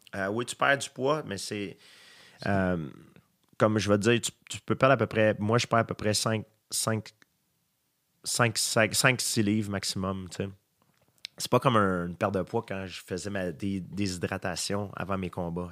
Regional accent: Saint-Isidore, Quebec, Canada; moi, je viens de Saint-Isidore, donc fallait qu'on on avait une longue ride d'autobus à prendre pour se rendre à l'école.

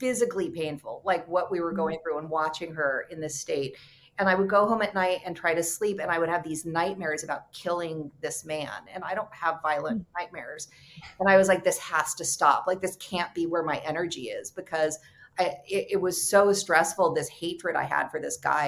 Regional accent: California, United States; moved away; also born or lived in New York; I'm from California

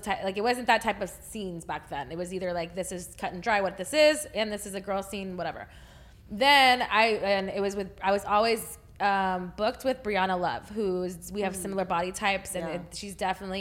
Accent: Texas, United States; I'm from Texas.

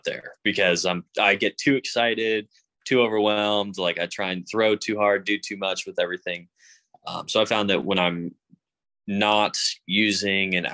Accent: Boston area, Massachusetts, United States; Celtics are, you know, obviously my hometown team

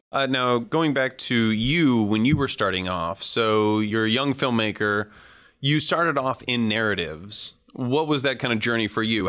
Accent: San Francisco Bay Area, California, United States; I was raised in the San Francisco Bay Area

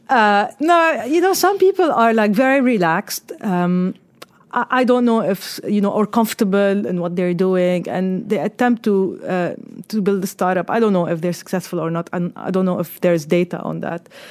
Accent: Lebanon; moved away as an adult; also born or lived in Australia; now in United Arab Emirates; I was, uh, born and raised in Lebanon

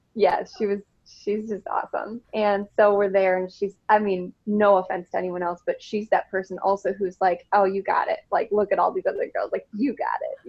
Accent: Rockford, Illinois, United States; also born or lived in Arizona / Colorado; I am from Rockford, Illinois. So it's just like 90 miles outside of Chicago. And I was born and raised here.

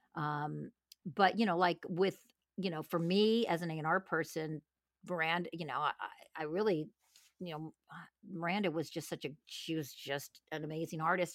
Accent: Los Angeles, California, United States; moved away as an adult; now in Nashville, United States; I come from, I'm from Los Angeles.

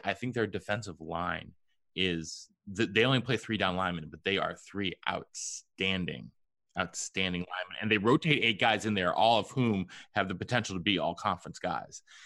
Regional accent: Pittsford, New York, United States; moved away; Pittsford, New York, my hometown of nine years

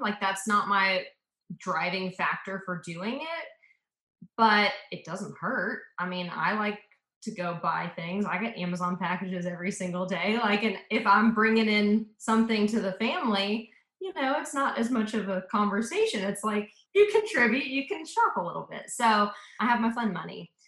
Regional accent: Atlanta, Georgia, United States; also born or lived in Memphis, Tennessee / Auburn, Alabama / South Africa; I was really raised in Atlanta from when I was like two years old

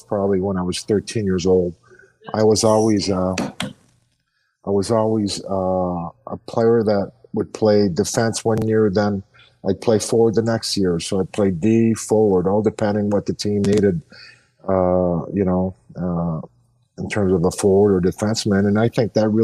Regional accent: Montreal, Quebec, Canada; I just grew up right outside of Montreal, a town called Saint-Laurent. And growing up in Montreal

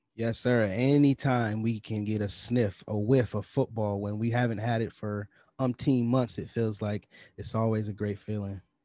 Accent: New York, United States; Up in the north, up in New York, we call it pop

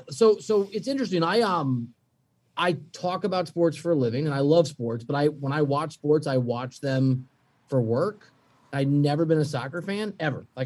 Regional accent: Midwest, United States; I mean, I'm from the Midwest, so it's really weird to have kids who are like LA fans

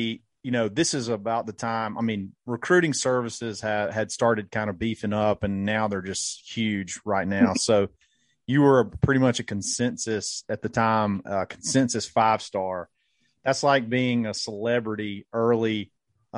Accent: Auburn, Alabama, United States; We're all from Auburn, Alabama

